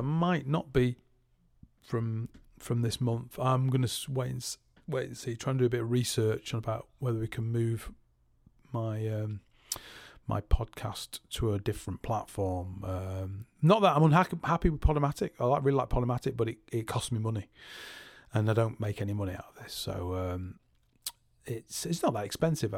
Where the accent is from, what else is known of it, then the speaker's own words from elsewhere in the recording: Salford, North West England, United Kingdom; I'm from Salford